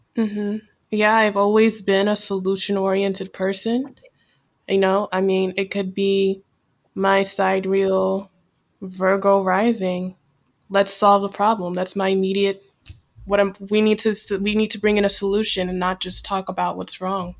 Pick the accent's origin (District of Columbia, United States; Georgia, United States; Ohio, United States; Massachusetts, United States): District of Columbia, United States; Washington; now in Tallahassee, United States; born and raised in Washington, D.C.